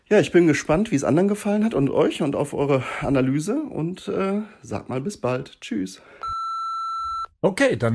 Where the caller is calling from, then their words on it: Dortmund, North Rhine-Westphalia, Germany; Ja, hallo zusammen … aus Dortmund.